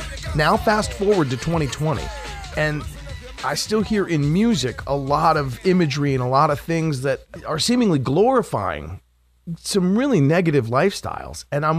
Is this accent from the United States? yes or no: yes; Washington, District of Columbia, United States; The streets of D.C. as a young kid walking around looking